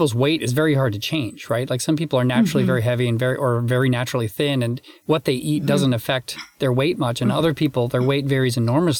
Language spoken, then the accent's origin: English; Canada; also born or lived in United States; I'm Canadian and American, so I'm lucky enough to have two Thanksgivings.